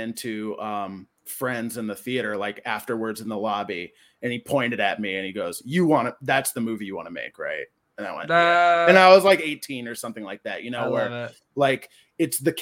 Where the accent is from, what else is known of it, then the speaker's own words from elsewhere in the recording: Vermont, United States; I'm from Vermont.